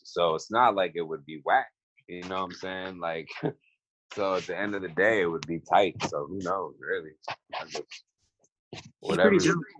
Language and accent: English; East Coast, United States; Cause I'm from the East Coast.